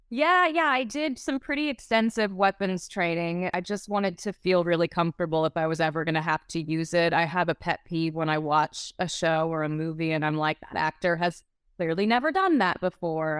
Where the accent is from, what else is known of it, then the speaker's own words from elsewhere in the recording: Pensacola, Florida, United States; I'm from the Southeast. I'm from Pensacola, Florida.